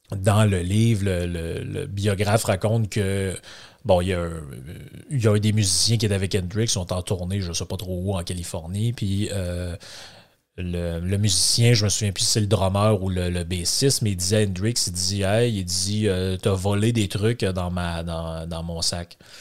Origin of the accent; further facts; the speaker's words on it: Lac Saint-Jean, Quebec, Canada; accent: Québécois from Lac-Saint-Jean; mon accent québécois en plus qui vient du du lac Saint-Jean, de la grande région du Saguenay-Lac-Saint-Jean